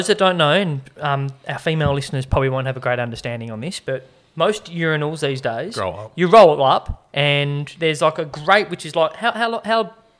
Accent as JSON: {"language": "English", "country": "Australia"}